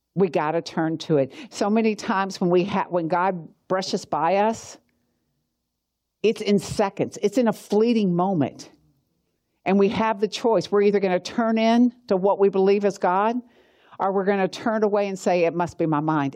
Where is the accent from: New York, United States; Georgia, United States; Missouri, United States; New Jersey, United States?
Georgia, United States; accent: Southern; I'm from Georgia.